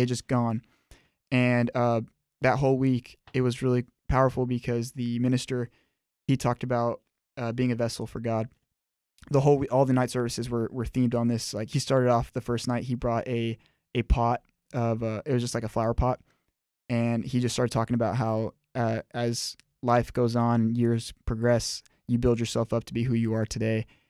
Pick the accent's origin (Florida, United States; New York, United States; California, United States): Florida, United States; Miami; I was born and raised in Miami, Florida